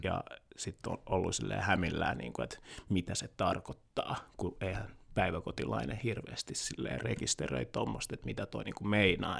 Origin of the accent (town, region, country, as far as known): Helsinki, Uusimaa, Finland; born or raised there; also born or lived in Kinshasa, Democratic Republic of the Congo / Loviisa, Finland